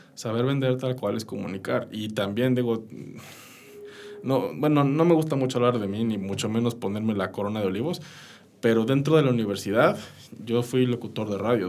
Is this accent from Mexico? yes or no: yes; Mexico; como mexicanos